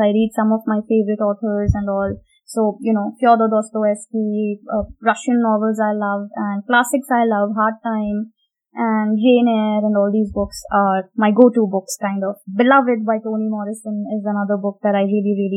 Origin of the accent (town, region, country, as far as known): India; also born or lived in England